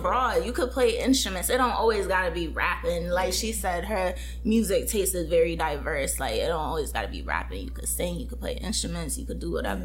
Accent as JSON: {"language": "English", "region": "Connecticut", "country": "United States", "moved": "as an adult", "lives_now": "Los Angeles, United States", "said": "I recently moved to Cali to LA from Connecticut. So okay. I am an East Coast girl"}